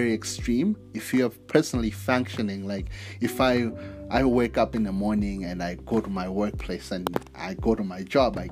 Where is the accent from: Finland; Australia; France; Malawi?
Malawi; being a Malawian, being born in Malawi and growing up in Malawi.